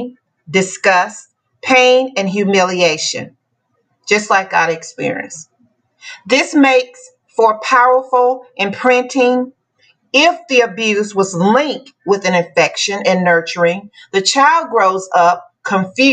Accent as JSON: {"language": "English", "town": "Dallas", "region": "Texas", "country": "United States", "tie": "born or raised there", "also_born_or_lived": "West Memphis, Arkansas", "said": "I was born in West Memphis, Arkansas. I grew up in Dallas, Texas"}